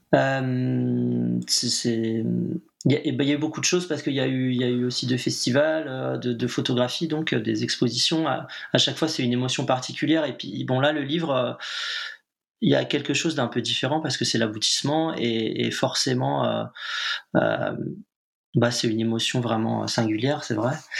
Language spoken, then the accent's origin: French; Nantes, Pays de la Loire, France; je suis nantais